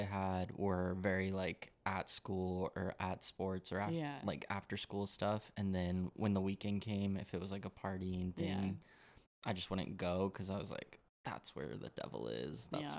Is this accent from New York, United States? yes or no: no; Colorado, United States; I grew up in Colorado, grew up Mormon. Both my parents are Mormon and most of my family is.